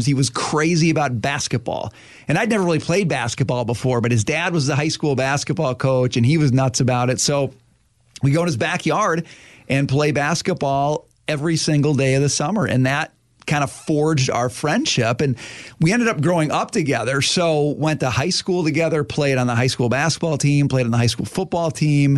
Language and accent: English; Forest Lake, Minnesota, United States; we grew up together in Forest Lake, Minnesota